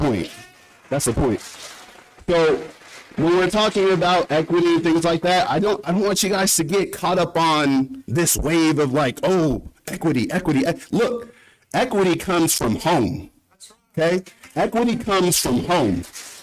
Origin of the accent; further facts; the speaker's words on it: California, United States; moved away as an adult; being from California myself, 4 years removed, I moved away from Cali to come here so I could have family values.